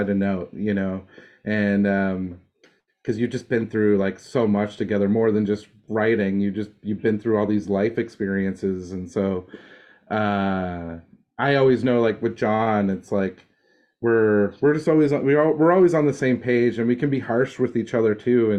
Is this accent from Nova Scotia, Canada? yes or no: yes; Dartmouth, Nova Scotia, Canada; now in Los Angeles, United States; my hometown in Dartmouth, Nova Scotia